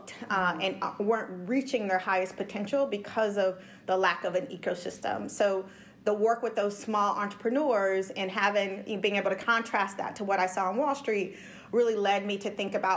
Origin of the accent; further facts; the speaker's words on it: Orange County, California, United States; I had the pleasure of growing up in Orange County, California